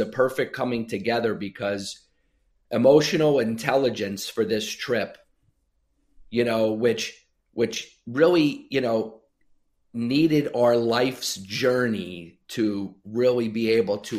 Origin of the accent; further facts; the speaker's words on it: Sayreville, New Jersey, United States; now in Arizona, United States; Sayreville, New Jersey. Yep. My hometown where I grew up